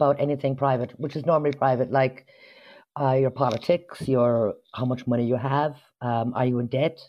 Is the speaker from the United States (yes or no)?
yes; United States; now in Ireland; I suppose because I was brought up in America, I find that different. I'm a bit more outspoken.